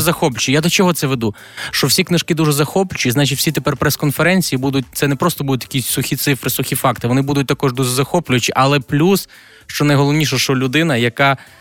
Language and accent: Ukrainian; Galicia, Ukraine; я з Галичини